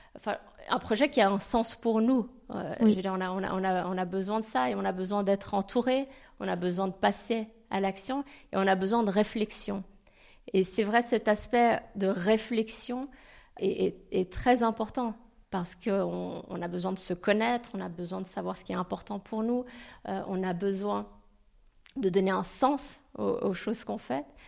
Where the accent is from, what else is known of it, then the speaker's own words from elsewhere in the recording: Geneva, Switzerland; moved away; je suis originaire de Genève, je suis née à Genève